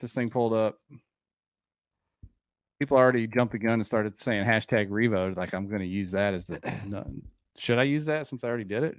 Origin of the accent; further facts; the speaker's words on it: Dayton, Ohio, United States; now in Arkansas, United States; Yeah, Buckeye born and raised. I've been in Arkansas long enough now to be from here too, but I was born and raised in Dayton, just across the line there.